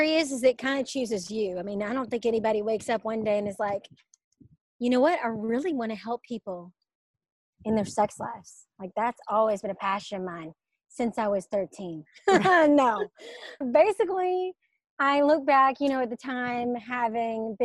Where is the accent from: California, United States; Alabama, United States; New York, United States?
Alabama, United States; Birmingham; moved away as an adult; also born or lived in Atlanta, Georgia; I'm from Birmingham, Alabama, and I moved to Atlanta after college.